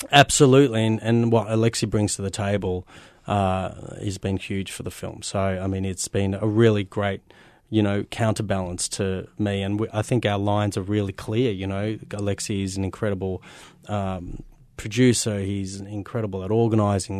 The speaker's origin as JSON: {"language": "English", "town": "Melbourne", "region": "Victoria", "country": "Australia", "tie": "born or raised there", "said": "I wanted to celebrate Melbourne as well. I mean, this is my hometown"}